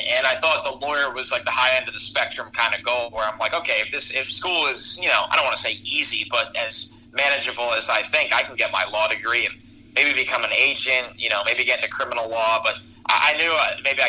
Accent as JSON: {"language": "English", "region": "New York", "country": "United States", "said": "I'm from New York"}